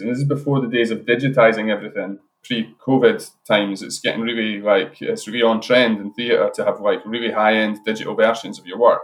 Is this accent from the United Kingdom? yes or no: yes; Edinburgh, Scotland, United Kingdom; moved away as an adult; now in Glasgow, United Kingdom; I'm originally from Edinburgh